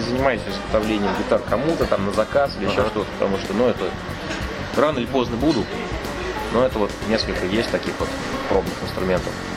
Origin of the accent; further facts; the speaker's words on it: Kazan, Tatarstan, Russia; лучше жить в родном городе, родная земля сил дает